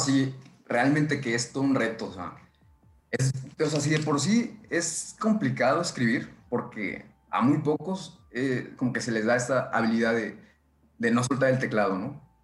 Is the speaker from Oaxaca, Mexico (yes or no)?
no; State of Mexico, Mexico; now in northern Mexico; Soy originario del Estado de México, pero pues, ya llevo bastantes años viviendo en el norte del país